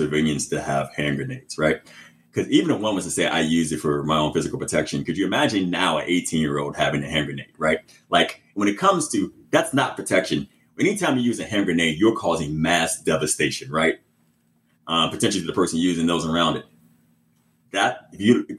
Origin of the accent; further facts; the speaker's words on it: Chicago, Illinois, United States; growing up in Chicago, you know, in the house you mentioned